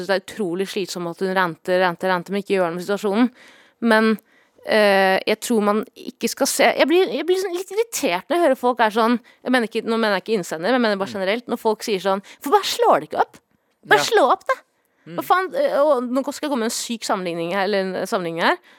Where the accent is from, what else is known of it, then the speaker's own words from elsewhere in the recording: Vestfold, Norway; also born or lived in Oslo; Jeg kommer fra Vestfold!